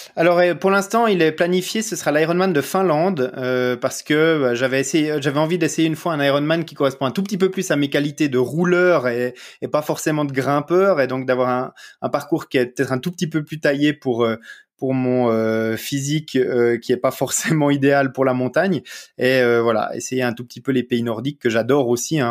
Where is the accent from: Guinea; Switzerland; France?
Switzerland; Vaud; accent: petit accent du terroir du Gros-de-Vaud; j'ai un petit accent euh, euh, du terroir euh, du, gros de veau en Suisse